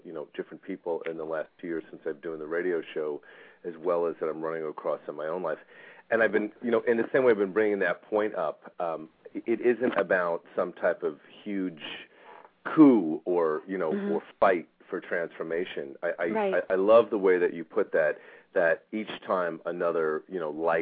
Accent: Bethpage, New York, United States; I grew up in Bethpage

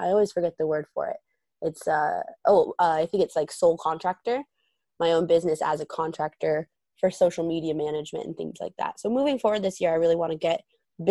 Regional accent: Portland, Oregon, United States; moved away; also born or lived in St. Helens; I'm from Portland, but I'm from a ton of areas around Portland

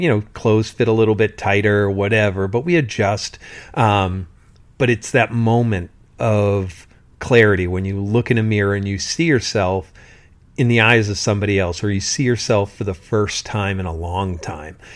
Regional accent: South Shore of Massachusetts, United States; when I was going to Sunday school, in the Catholic religion in the South Shore of Massachusetts

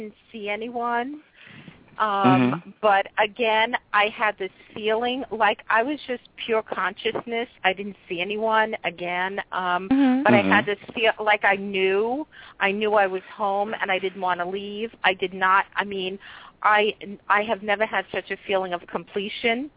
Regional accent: New York City, New York, United States; I'm from New York City. New York

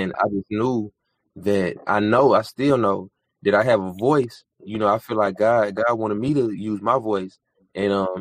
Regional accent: Decatur, Georgia, United States; I'm born and raised in Decatur, Georgia

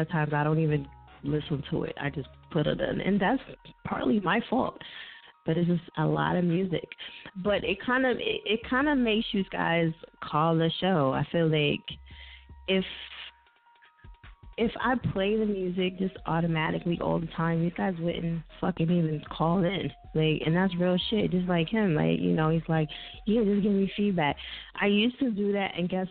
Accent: New Jersey, United States; I'm from Jersey. That's what we do. We mispronounce everything.

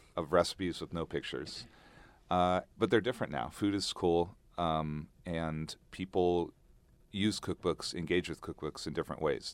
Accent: Oregon, United States; moved away as an adult; also born or lived in Bangkok, Thailand; now in Thailand; I grew up in Oregon, so I grew up hiking, camping

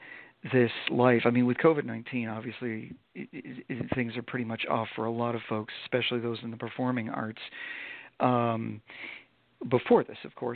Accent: Vermont, United States; I grew up in Vermont

